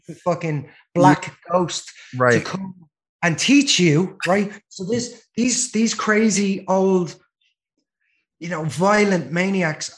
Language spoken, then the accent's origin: English; Dublin, Leinster, Ireland; moved away as an adult; also born or lived in Los Angeles; I'm originally from Ireland. I was born in Dublin in 1980.